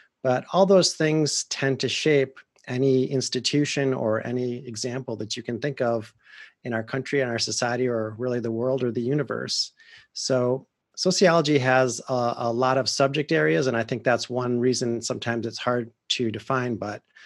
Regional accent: Wisconsin, United States; accent: Wisconsin; moved away as an adult; also born or lived in California; I'm a Midwesterner. I grew up in Wisconsin

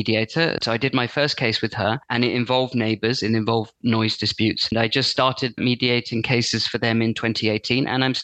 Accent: London, United Kingdom; now in Brighton and Hove, United Kingdom; I'm from London originally, but I actually live here now.

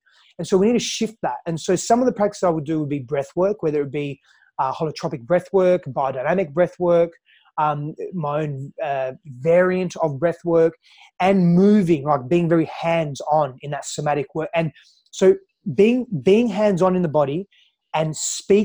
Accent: Australia; also born or lived in Greece; now in San Diego, United States; I'm from Australia. I was born in Australia, but I grew up in Greece and Australia

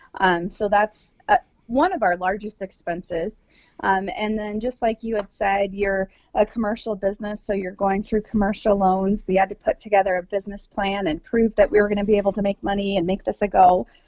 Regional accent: Midwest, United States; now in South Dakota, United States; being a Midwesterner

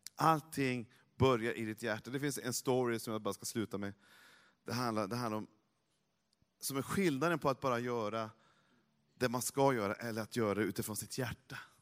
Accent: Norrland, Sweden; jag är från Norrland

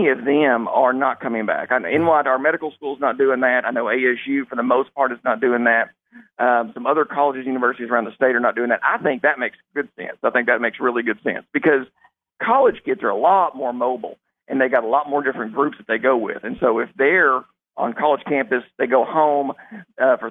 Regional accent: South Arkansas, United States; now in Jonesboro, United States; born and raised in South Arkansas

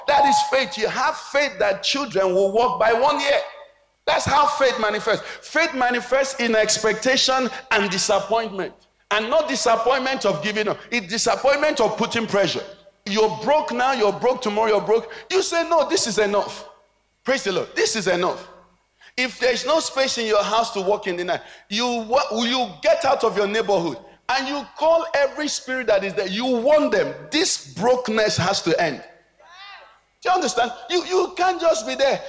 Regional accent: Nigeria; we grew up in Nigeria

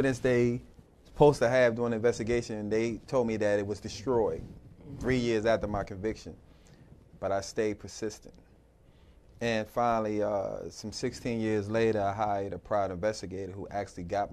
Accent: United States; When I was growing up in Northeast, 8th Street and all

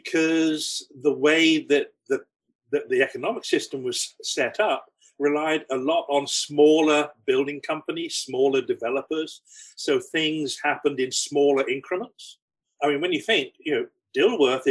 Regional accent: England, United Kingdom; moved away as an adult; also born or lived in Mississippi; now in Charlotte, United States; I've only got to open my mouth and people know I'm not from here. I'm from England, pretty obviously

